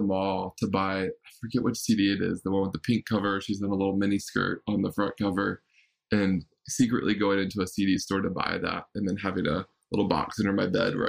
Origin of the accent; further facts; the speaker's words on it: Raleigh, North Carolina, United States; moved away as an adult; also born or lived in Bay Area; I grew up in Raleigh, North Carolina